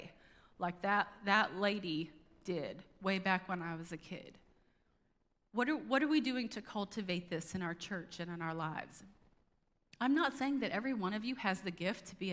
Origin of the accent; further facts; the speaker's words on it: United States; as American Christians